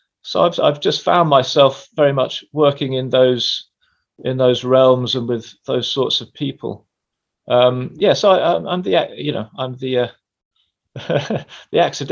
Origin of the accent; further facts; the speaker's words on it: England, United Kingdom; Well, I am an Englishman. I am a little confused about whether I come from the north or the south. I've spent time in both.